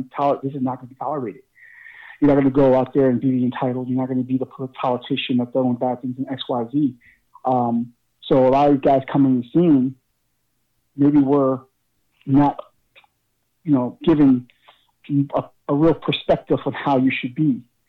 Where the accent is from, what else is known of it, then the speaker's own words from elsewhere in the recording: Newark, New Jersey, United States; I'm from North Jersey. I'm from Newark